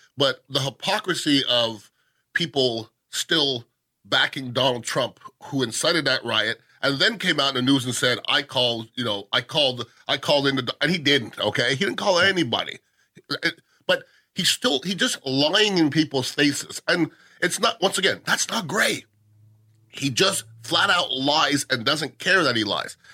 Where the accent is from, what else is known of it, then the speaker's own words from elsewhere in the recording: Canada; now in United States; I'm Canadian